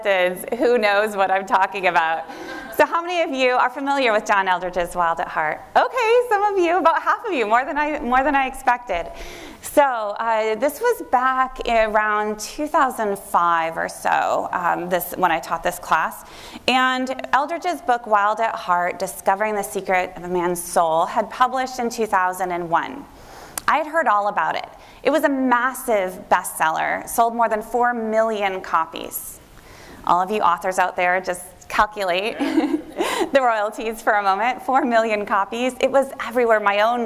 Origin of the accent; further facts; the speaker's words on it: Northwest Iowa, United States; moved away as an adult; I had gone to a conservative Christian college in my hometown, Northwest Iowa.